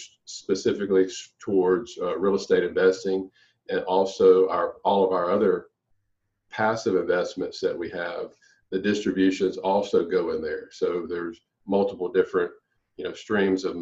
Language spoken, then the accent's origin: English; Louisiana, United States; I'm from Louisiana